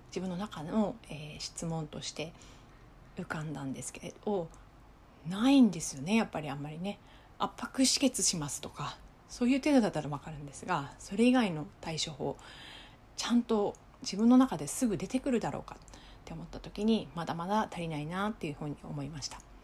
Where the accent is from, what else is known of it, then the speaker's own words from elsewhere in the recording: Japan; now in Okinawa, Japan; 私は内地出身